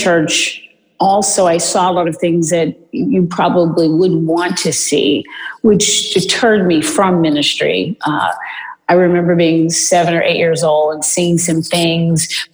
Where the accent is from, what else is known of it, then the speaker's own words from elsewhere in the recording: Houston, Texas, United States; now in Beverly Hills, United States; I'm originally from Houston, Texas